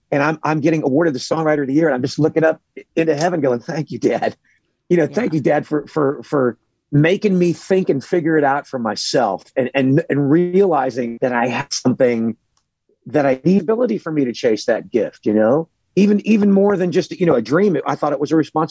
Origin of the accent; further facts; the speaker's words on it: Los Angeles, California, United States; also born or lived in Burbank, California; I grew up in Hollywood, California in the 70s